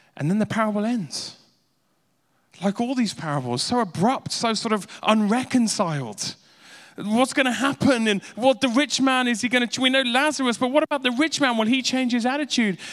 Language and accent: English; Uganda; I grew up in Edi Army in Uganda